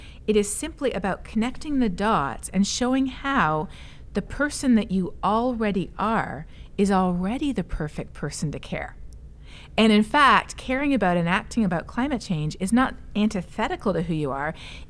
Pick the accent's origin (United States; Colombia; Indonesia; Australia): Colombia; now in Toronto, Canada; Well, I am a missionary kid myself. {S3} Yeah. {S0} So, yes. So growing up in Colombia, it was obvious how people who don't have the resources that we have in rich countries are already much more vulnerable